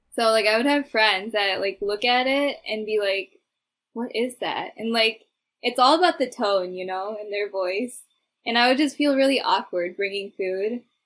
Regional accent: Midwest, United States; my hometown here

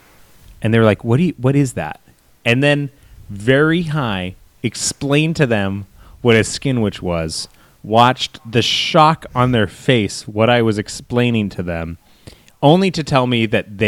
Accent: Seattle, Washington, United States; now in Chicago, United States; I'm from Seattle

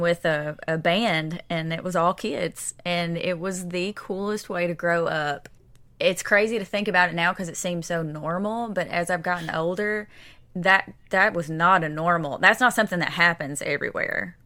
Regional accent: East Kentucky, United States; now in Nashville, United States; I am from East Kentucky

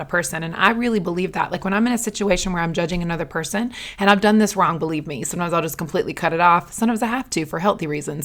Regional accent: the South, United States; I'm raised in the South

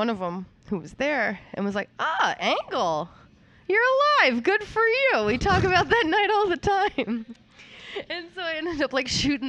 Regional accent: Maine, United States; moved away; I'm from Maine

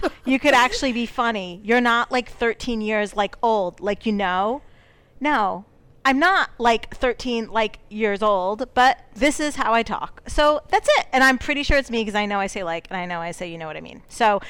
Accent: Fall River, Massachusetts, United States; I could really, really talk, you know, like I'm from Fall River.

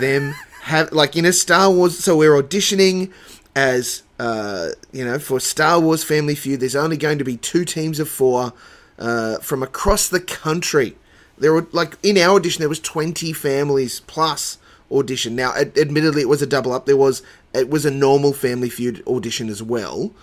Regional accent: Dubbo, New South Wales, Australia; moved away; also born or lived in Sunshine Coast, Queensland; I grew up in Dubbo

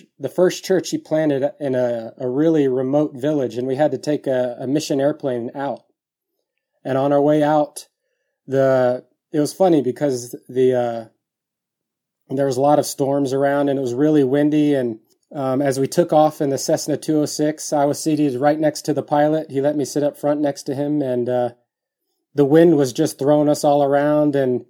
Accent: San Antonio, Texas, United States; My dad was in the Air Force, so when I was young, we traveled around quite a bit. But eventually, we settled down in San Antonio, Texas.

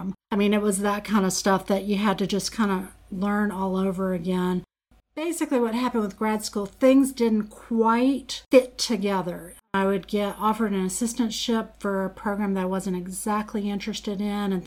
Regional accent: New Orleans, Louisiana, United States; moved away as an adult; I worked in New Orleans for a couple of years. That's my hometown

